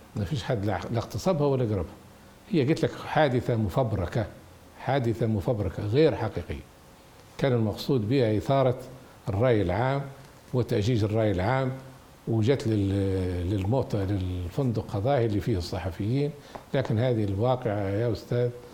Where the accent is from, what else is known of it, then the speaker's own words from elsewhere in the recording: Libya; احنا ليبيين